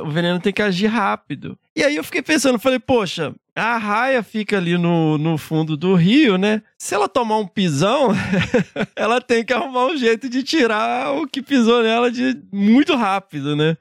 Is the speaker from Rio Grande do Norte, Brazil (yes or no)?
no; Minas Gerais, Brazil; eu, como mineiro